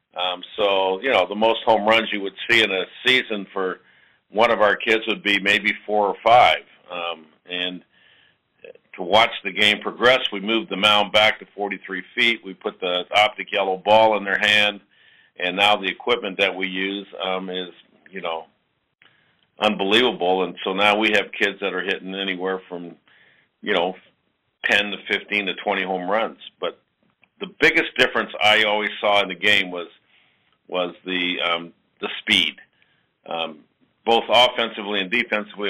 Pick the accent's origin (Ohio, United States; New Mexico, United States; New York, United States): New York, United States; also born or lived in New Orleans, Louisiana; I grew up in New York, and then I was actually born in New Orleans